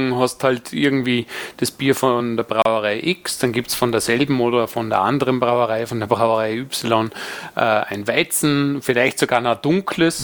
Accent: Dornbirn, Vorarlberg, Austria; in meiner Heimatstadt Dornbirn

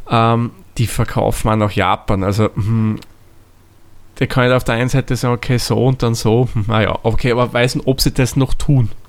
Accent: Austria; da sagt man nicht so wie bei uns in Österreich ist ein Weizen, sondern das ist ein Weißbier.

